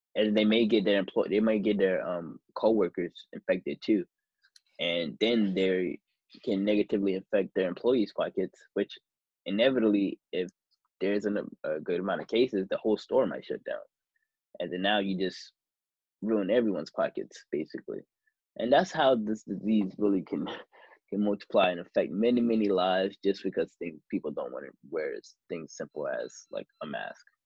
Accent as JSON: {"language": "English", "country": "United States", "said": "being an American"}